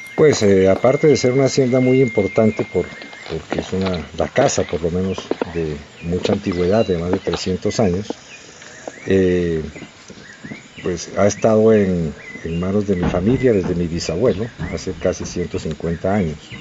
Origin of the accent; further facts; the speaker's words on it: Pasto, Nariño, Colombia; los pastuzos pues también somos colombianos